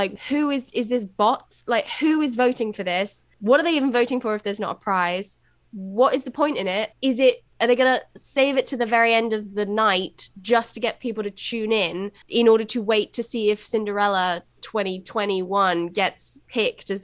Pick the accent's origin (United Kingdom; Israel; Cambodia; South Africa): United Kingdom; as a Brit